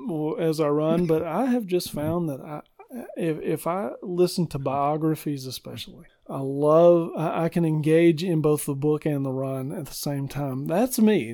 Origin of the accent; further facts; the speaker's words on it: Arkansas, United States; moved away as an adult; also born or lived in Fort Worth, Texas / Michigan; now in Middle Tennessee, United States; we grew up in Arkansas, and God called me into ministry, and we, we moved to Fort Worth, Texas